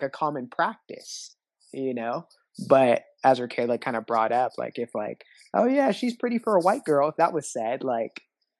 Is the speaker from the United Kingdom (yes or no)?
no; Oregon, United States; growing up in Oregon, like racism is like more passive